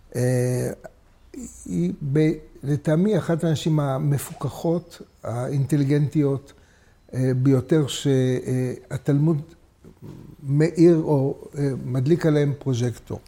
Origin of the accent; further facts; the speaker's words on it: Jerusalem, Jerusalem District, Israel; אני נולדתי בדסה הר הצופים